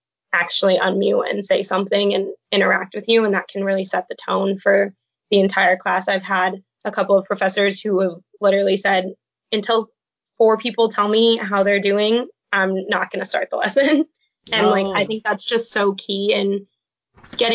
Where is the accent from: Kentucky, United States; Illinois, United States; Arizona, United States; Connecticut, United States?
Arizona, United States; Phoenix; moved away as an adult; I'm originally from Phoenix, Arizona